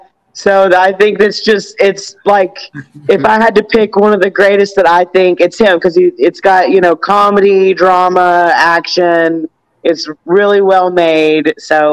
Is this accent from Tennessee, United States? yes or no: yes; Tennessee, United States; also born or lived in Georgia; Okay, so growing up in Tennessee and Georgia, I'm actually a Titans fan.